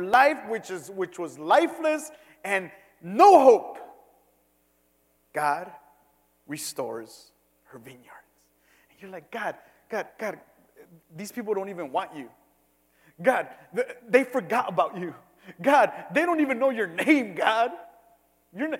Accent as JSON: {"language": "English", "town": "Cicero", "region": "Illinois", "country": "United States", "said": "I'm from Cicero"}